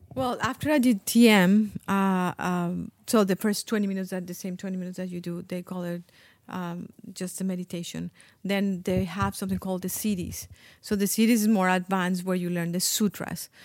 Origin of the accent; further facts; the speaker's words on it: Colombia; English is a second language; moved away as an adult; also born or lived in Iowa; when I grew up in Colombia